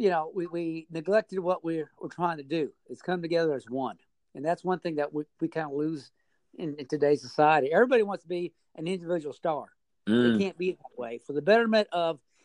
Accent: Merced, California, United States; originally I was born and raised in the San Joaquin Valley. The actual town is called Merced, California

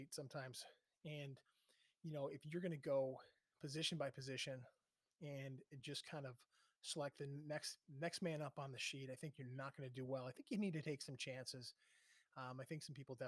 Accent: Buffalo, New York, United States; I'm from Buffalo

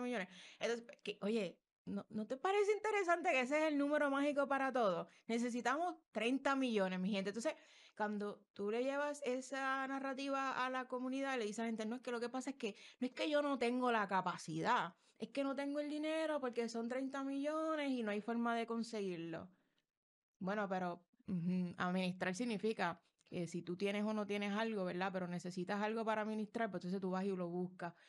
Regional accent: Puerto Rico; como mujer puertorriqueña

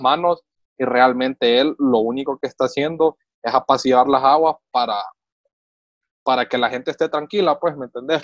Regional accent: Honduras; uno como hondureño

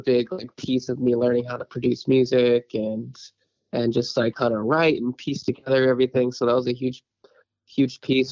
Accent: San Diego, California, United States; I'm from San Diego

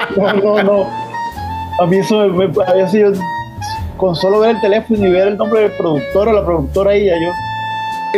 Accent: Valledupar, Cesar, Colombia; moved away; also born or lived in Barranquilla / Bogotá; yo soy de Valledupar, eh, aunque soy, me considero hijo adoptivo de Barranquilla.

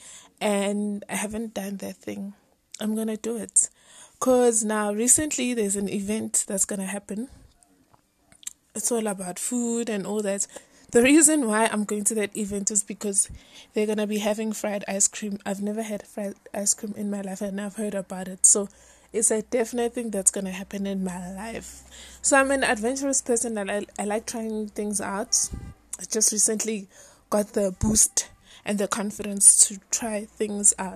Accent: Soweto, Gauteng, South Africa; I'm from Soweto in South Africa

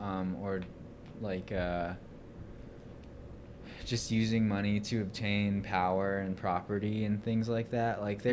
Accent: United States; It's weird being Native American

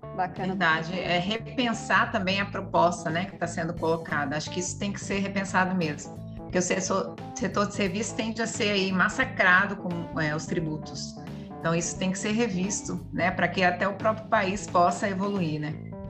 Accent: Brazil; A gente é brasileira

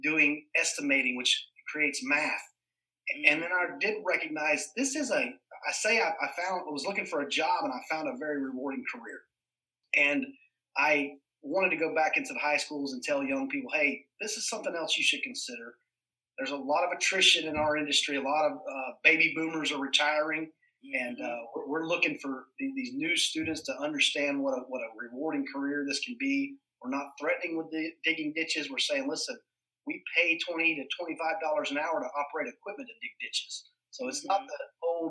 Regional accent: Polk County, Florida, United States; I grew up right here in Polk County. I'm a fifth generation Floridian, so right here native to Polk County.

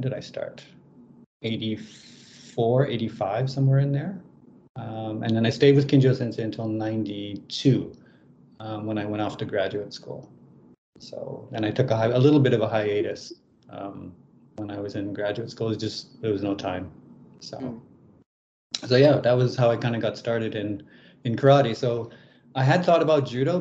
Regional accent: Lethbridge, Alberta, Canada; I grew up in Canada in the province of Alberta in a town called Lethbridge

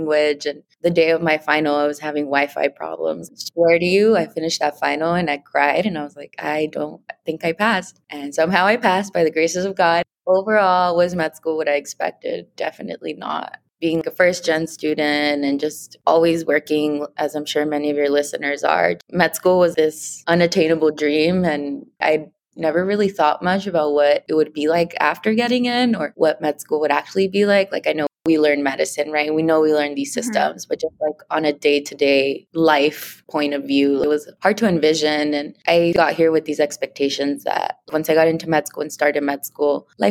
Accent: Los Angeles, California, United States; Growing up in San Pedro next to the ocean and with the aquarium

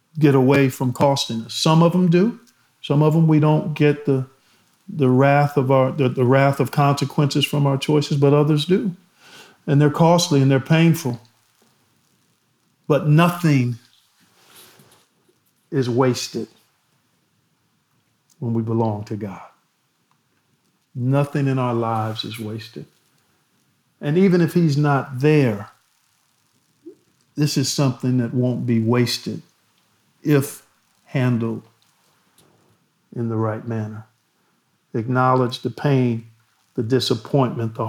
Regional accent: Cleveland, Ohio, United States; my hometown of Cleveland

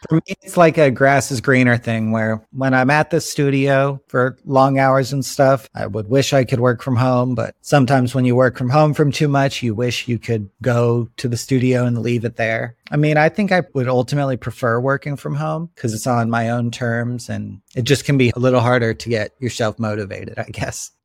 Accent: Florida, United States; moved away as an adult; also born or lived in Chicago, Illinois; now in Los Angeles, United States; growing up in Florida

